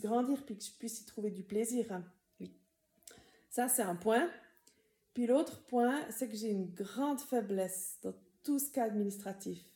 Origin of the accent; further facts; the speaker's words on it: Tavannes, Bern, Switzerland; moved away as an adult; J'ai grandi à Tavannes. J'ai grandi dans la communauté de Moron